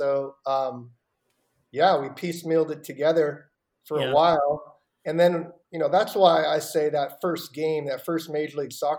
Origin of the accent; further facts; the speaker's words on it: Seattle, Washington, United States; I grew up with NASL, North American Soccer League. I grew up in Seattle.